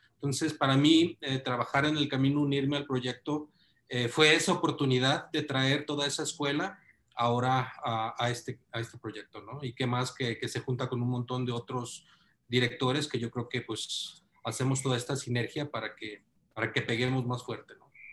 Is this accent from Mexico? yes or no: yes; Mexico; todos somos mexicanos